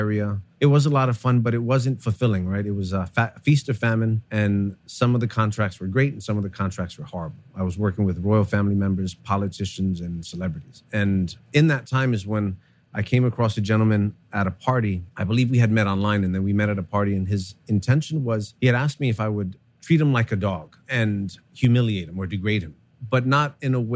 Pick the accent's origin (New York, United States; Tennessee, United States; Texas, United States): New York, United States; New York City; I grew up here in New York City